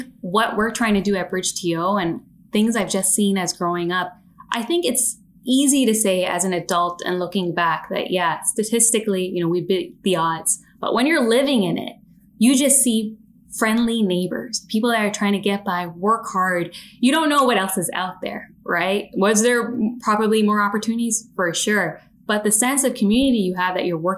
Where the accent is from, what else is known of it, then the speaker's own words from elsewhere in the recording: Toronto, Ontario, Canada; I grew up in the Jane and Weston community. It's an underserved community of Toronto